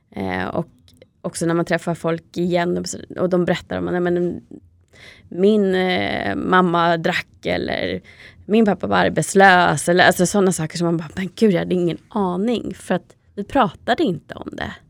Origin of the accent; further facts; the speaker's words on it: Täby, Stockholm County, Sweden; i Täby där vi växte upp, eller i alla fall större delen av livet